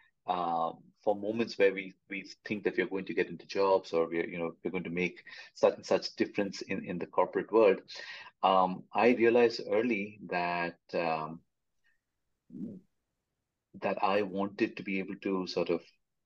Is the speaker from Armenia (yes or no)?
no; India; I'm from India, and the generation that I'm a part